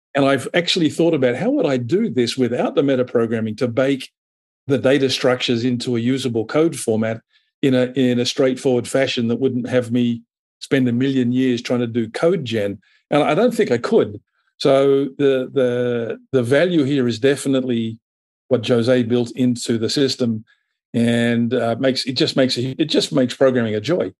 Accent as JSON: {"language": "English", "country": "Australia", "tie": "born or raised there", "also_born_or_lived": "Europe / United States", "moved": "yes", "lives_now": "Asia", "said": "I'm based in Asia. I'm Australian by birth. I've had the pleasure of living in, in Europe and the U S"}